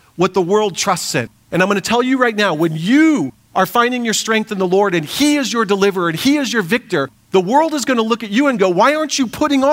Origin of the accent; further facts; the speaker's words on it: United States; we as American Christians